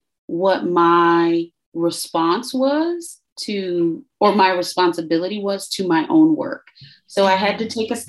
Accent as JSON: {"language": "English", "town": "Chicago", "region": "Illinois", "country": "United States", "tie": "born or raised there", "said": "growing up in Chicago, you even though your parents shield you from violence"}